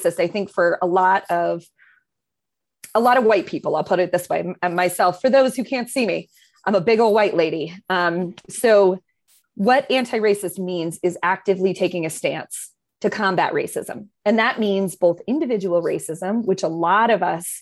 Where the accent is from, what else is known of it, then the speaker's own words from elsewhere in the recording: Maine, United States; I'm a white lady. I grew up in Maine, predominantly white schools